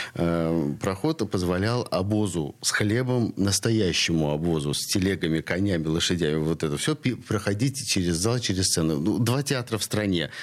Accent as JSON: {"language": "Russian", "region": "Saint Petersburg", "country": "Russia", "tie": "born or raised there", "said": "я коренной ленинградец и всю жизнь живу, несмотря на то, что родился на Васильевском, я всю жизнь живу здесь, в Петроградском районе"}